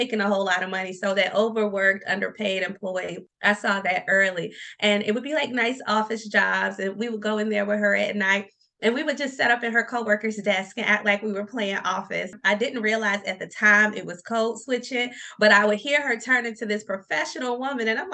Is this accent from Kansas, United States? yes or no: no; Norfolk, Virginia, United States; now in Richmond, United States; I'm actually from downtown Norfolk.